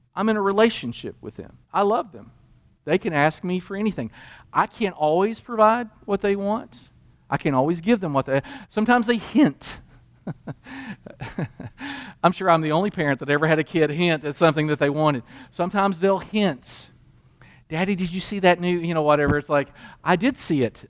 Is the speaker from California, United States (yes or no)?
no; Kentucky, United States; I grew up in Kentucky in a Christian home